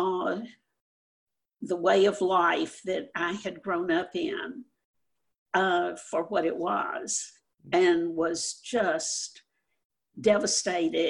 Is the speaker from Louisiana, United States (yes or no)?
yes; Louisiana, United States; I was growing up in Louisiana.